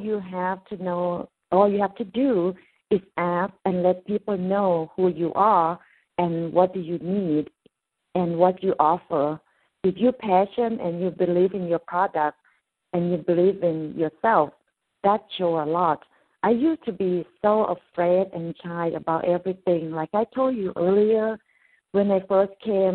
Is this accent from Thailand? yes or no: yes; Thailand; English is a second language; moved away as an adult; I come from Thailand and I don't have opportunity or second chance to go back to school to learn English